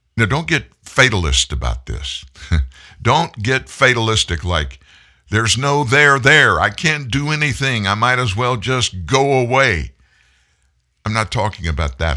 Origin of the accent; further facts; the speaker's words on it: Houston, Texas, United States; Harris County, Texas, my hometown, that's Houston.